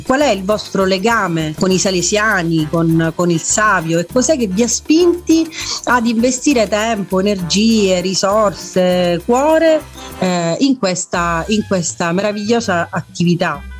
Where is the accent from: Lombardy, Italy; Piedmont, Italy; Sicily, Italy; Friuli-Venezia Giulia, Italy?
Sicily, Italy; Messina; sono messinese, sono una fundraiser